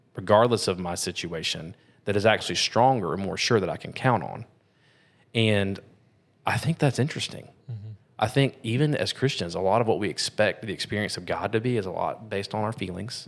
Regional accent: United States; we're American

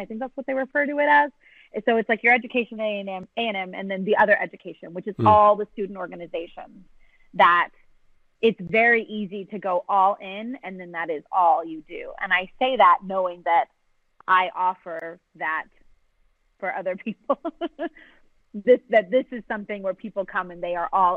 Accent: San Antonio, Texas, United States; I grew up in San Antonio

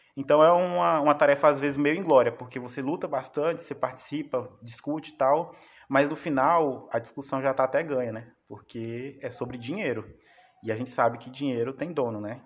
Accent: Araguaína, Tocantins, Brazil; moved away; also born or lived in Piraquê; eu sou de Piraquê, mas a maior parte da minha vida eu passei em Araguaína.

